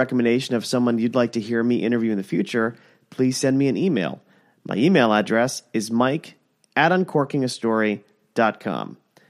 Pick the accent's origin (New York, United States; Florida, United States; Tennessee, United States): Florida, United States; Plantation; I grew up in Plantation.